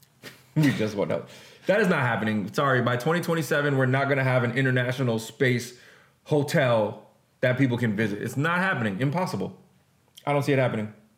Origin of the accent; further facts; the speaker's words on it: Jamaica; I'm Jamaican